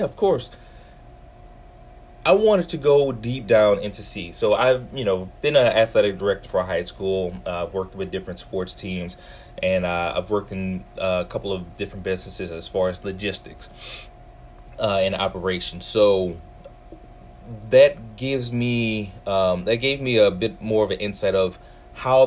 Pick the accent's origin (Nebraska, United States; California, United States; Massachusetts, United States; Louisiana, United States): Louisiana, United States; New Orleans; I'm from New Orleans East